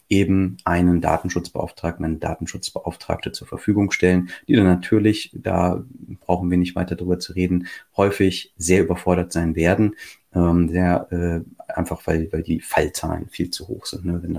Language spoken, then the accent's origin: German; Lower Saxony, Germany; ich, ich spreche jetzt mal ausnahmsweise hier für Niedersachsen, ne, weil ich als Niedersachse immer diese Beispiele direkt vor der Nase habe.